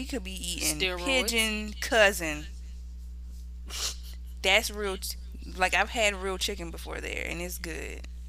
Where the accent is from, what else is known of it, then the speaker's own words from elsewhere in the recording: South Carolina, United States; moved away; where you originally from? I'm like, South Carolina. No, like, where your people from? Nigga, South Carolina.